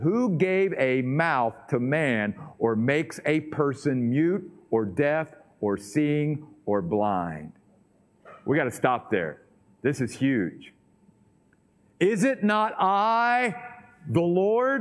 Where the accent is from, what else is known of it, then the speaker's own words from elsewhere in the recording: Western Maryland, United States; moved away; the little church that I grew up in back in Western Maryland